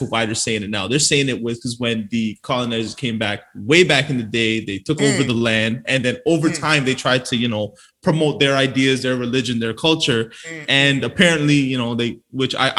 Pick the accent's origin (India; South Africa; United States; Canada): Canada; I'm born here, and I appreciate the benefits of being a Canadian